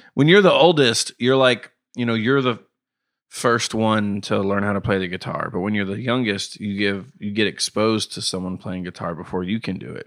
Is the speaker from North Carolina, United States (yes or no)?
no; Knoxville, Tennessee, United States; also born or lived in Ithaca, New York / Atlanta; I've lived in Knoxville since I could, was three. I've lived here